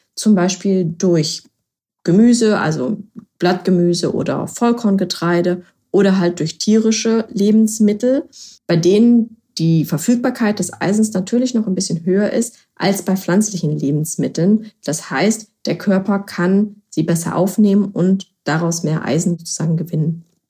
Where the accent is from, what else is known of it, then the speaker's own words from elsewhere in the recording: Berlin, Germany; Ich komme ja aus Berlin